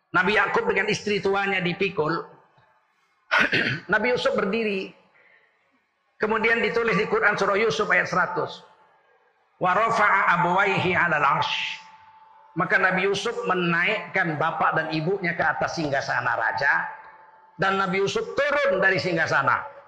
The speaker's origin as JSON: {"language": "Indonesian", "area": "Malay", "region": "Sumatra", "country": "Indonesia", "said": "kami orang Melayu. Bapak saya orang Melayu."}